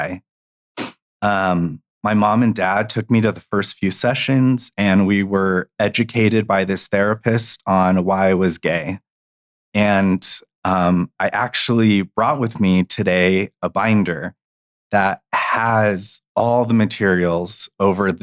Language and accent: English; Gilbert, Arizona, United States; I grew up in Gilbert, Arizona